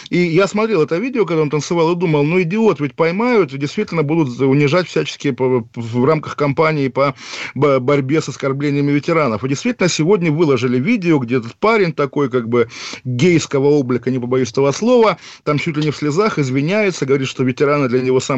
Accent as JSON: {"language": "Russian", "town": "Kaliningrad", "region": "Kaliningrad Oblast", "country": "Russia", "said": "вот вы парень из Череповца, я из Калининграда."}